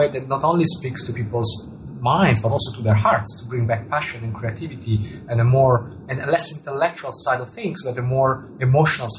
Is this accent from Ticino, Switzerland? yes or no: yes; Italian-speaking part of Switzerland, Ticino, Switzerland; first language Italian; English is a second language; moved away as an adult; also born or lived in Zurich; I was born and grew up in the Italian-speaking part of Switzerland